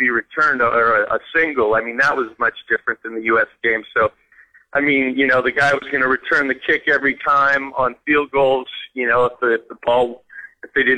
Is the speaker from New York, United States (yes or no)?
no; Oakland, California, United States; moved away as an adult; also born or lived in Regina, Saskatchewan; was born and raised in Oakland, California